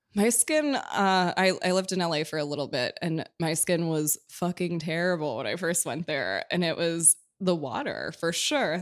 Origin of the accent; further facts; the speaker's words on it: Minneapolis, Minnesota, United States; now in New York, United States; I'm from Minneapolis